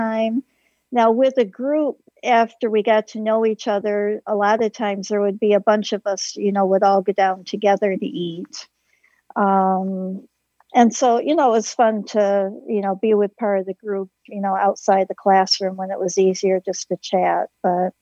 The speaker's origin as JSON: {"language": "English", "region": "Michigan", "country": "United States", "said": "We're from Michigan"}